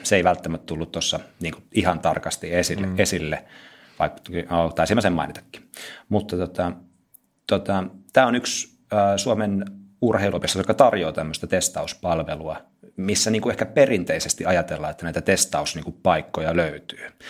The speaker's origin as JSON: {"language": "Finnish", "region": "South Ostrobothnia", "country": "Finland", "tie": "born or raised there", "moved": "as an adult", "lives_now": "Lahti, Finland", "said": "Mä oon tota Pohjanmaalta kotoisin, Etelä-Pohjanmaalta"}